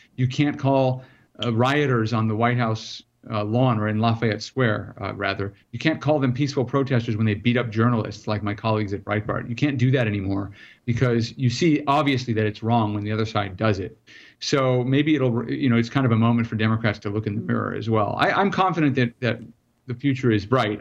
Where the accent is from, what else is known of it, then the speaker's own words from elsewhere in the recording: South Africa; now in United States; I'm originally from South Africa.